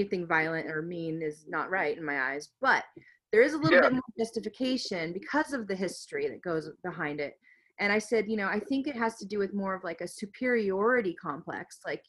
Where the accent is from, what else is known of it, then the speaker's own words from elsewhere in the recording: United States; This is somebody being prejudiced towards me because I'm American.